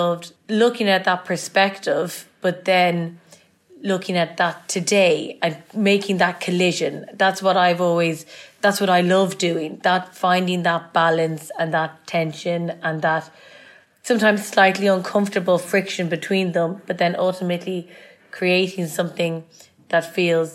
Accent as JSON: {"language": "English", "town": "Dublin", "region": "Leinster", "country": "Ireland", "tie": "born or raised there", "moved": "yes", "lives_now": "London, United Kingdom", "said": "And growing up in Ireland has a huge influence on me."}